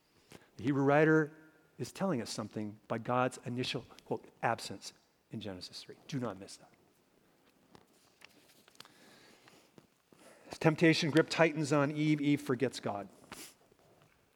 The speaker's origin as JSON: {"language": "English", "region": "Minnesota", "country": "United States", "tie": "born or raised there", "said": "Growing up in Minnesota, a land of 10,000 lakes and zillions of mosquitoes"}